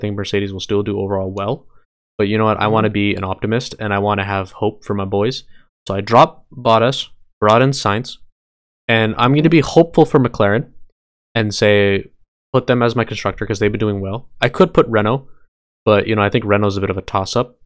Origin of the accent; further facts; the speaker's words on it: Canada; we're Canadian.